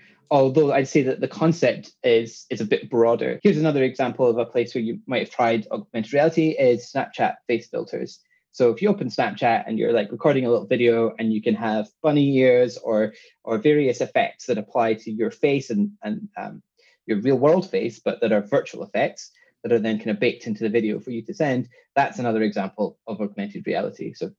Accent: Scotland, United Kingdom; accent: Scottish with London twang; now in London, United Kingdom; Well, I'm Scottish. I grew up in Scotland, but I've been living in London now for 10 plus years.

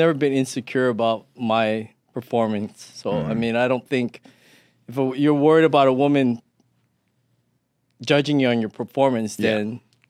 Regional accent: Thailand; born there; Actually, my family's from Hawaii, but I was born in Thailand because my dad was in the army.

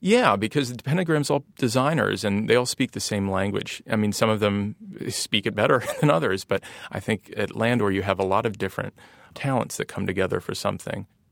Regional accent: Ohio, United States; accent: nasally; also born or lived in Columbus / Cleveland; now in San Francisco, United States; growing up in Ohio or, and having kind of a nasally accent

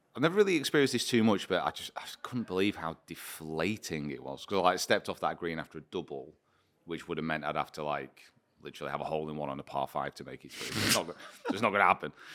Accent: United Kingdom; I'm British

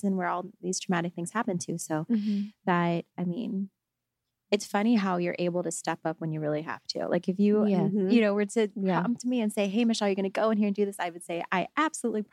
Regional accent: Texas, United States; moved away; this Texas girl

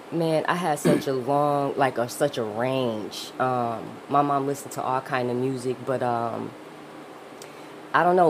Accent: Grand Rapids, Michigan, United States; I'm from Grand Rapids, Michigan.

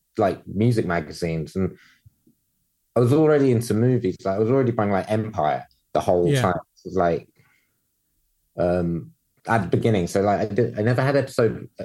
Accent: London, United Kingdom; growing up in London

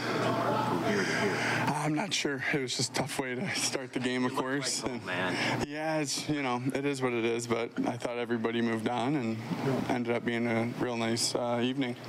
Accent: United States; being American, growing up, going to college games

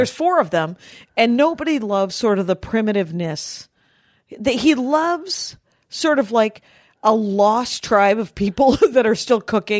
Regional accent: South Milwaukee, Wisconsin, United States; I'm from South Milwaukee.

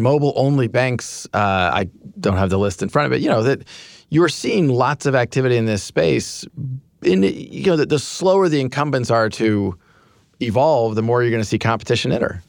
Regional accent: Kansas, United States; moved away; I grew up in Kansas

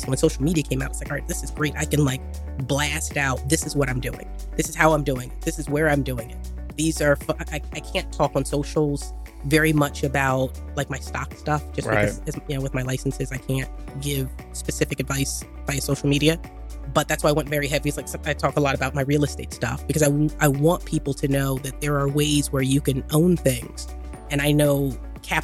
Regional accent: Philadelphia, Pennsylvania, United States; So I'm born and raised in Philly, South Philly.

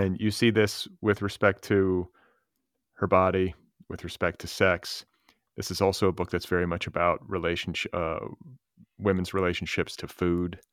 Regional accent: Wisconsin and Indiana, Midwest, United States; I grew up in Wisconsin and Indiana

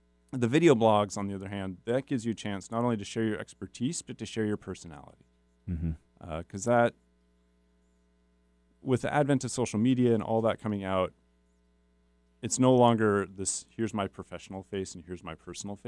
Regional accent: Spokane Valley, Washington, United States; I grew up in Spokane Valley.

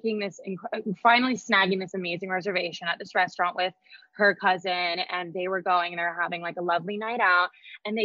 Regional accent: Boise, Idaho, United States; moved away; growing up in Idaho

